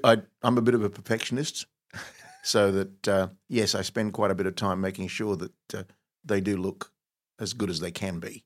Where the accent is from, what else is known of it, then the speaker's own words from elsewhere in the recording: Egypt; now in Australia; I was actually born in Egypt